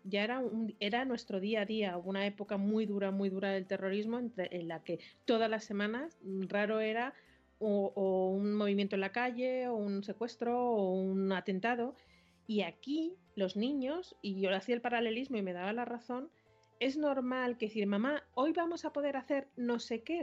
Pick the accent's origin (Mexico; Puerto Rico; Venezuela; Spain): Spain; Madrid, Community of Madrid; los que somos de Madrid